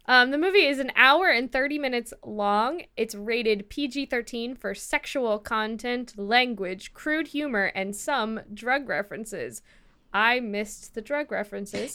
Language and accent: English; Midwest, United States; now in California, United States; I'm a terrible American. I come from the Midwest